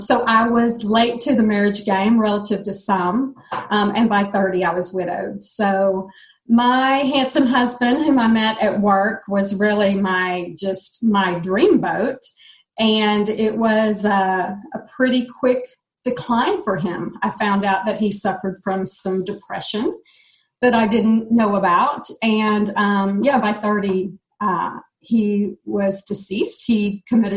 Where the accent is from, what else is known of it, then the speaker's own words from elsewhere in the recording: Dallas, Texas, United States; I'm from Dallas, Texas